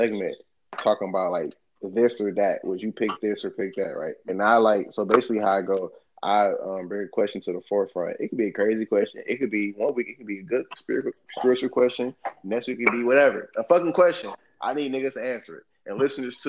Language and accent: English; Detroit, Michigan, United States; I'm from Detroit.